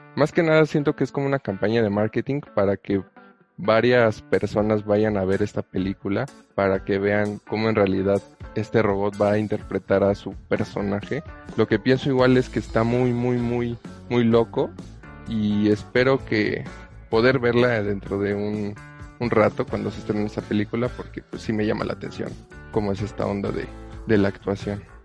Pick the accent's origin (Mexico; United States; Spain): Mexico; como buen mexicano